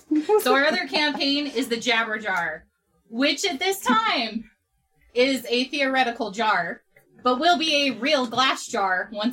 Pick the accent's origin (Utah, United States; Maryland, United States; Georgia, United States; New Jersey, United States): Utah, United States; we're two Utah natives